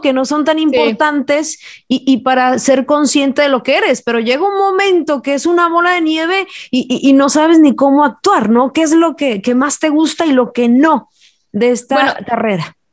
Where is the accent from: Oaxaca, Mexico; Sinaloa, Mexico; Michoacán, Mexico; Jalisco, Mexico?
Jalisco, Mexico; moved away; se da una mata artística muy importante por allá en mi tierra